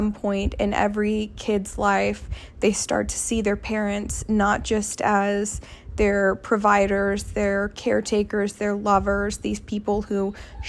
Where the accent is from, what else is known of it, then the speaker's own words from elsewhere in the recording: Sugar Land, Texas, United States; I grew up in Texas in Sugar Land